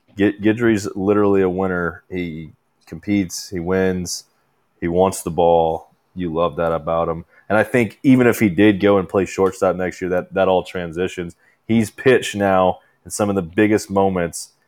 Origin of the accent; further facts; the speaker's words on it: Louisiana, United States; I'm from Louisiana